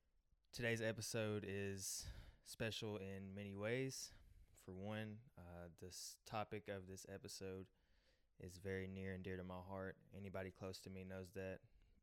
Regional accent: Donetsk, Donetsk Oblast, Ukraine; moved away; my hometown is Donetsk, Ukraine. It is in the southeastern part of the country.

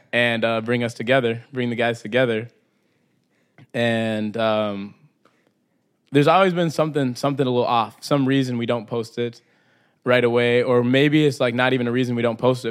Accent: Brainerd, Minnesota, United States; I grew up in Minnesota

